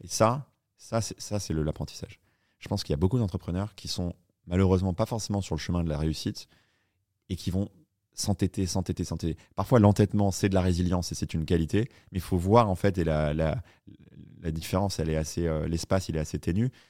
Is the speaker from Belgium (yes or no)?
no; Paris, Île-de-France, France; moved away as an adult; also born or lived in New York, United States; je suis un petit Français du 10e arrondissement